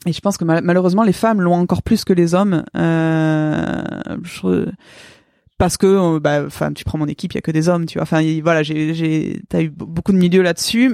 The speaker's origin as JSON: {"language": "French", "town": "Pau", "region": "Nouvelle-Aquitaine", "country": "France", "tie": "born or raised there", "also_born_or_lived": "Vancouver", "said": "j'ai grandi à Pau"}